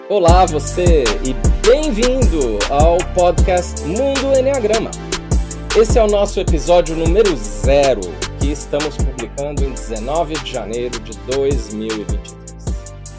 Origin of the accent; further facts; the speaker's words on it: São Paulo, Brazil; moved away as an adult; now in London, United Kingdom; eu nasci e cresci em São Paulo, sou paulistano